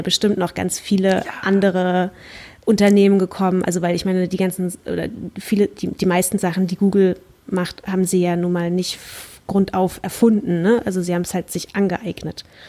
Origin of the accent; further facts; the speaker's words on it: Germany; ich kann jetzt natürlich als Deutsche dem Dänisch nicht mächtigen